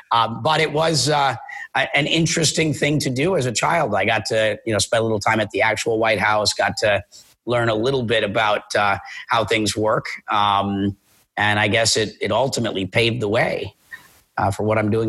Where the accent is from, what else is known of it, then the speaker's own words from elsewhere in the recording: Minnesota, United States; now in Puerto Rico; Yeah, so I'm from Minnesota originally, and I grew up as an actor, so I lived in California, and I've lived all over the world.